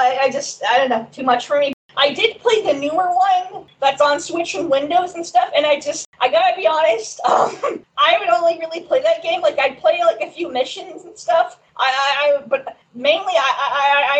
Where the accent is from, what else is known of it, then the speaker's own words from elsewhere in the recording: Saskatoon, Saskatchewan, Canada; my hometown of Saskatoon, Saskatchewan, Canada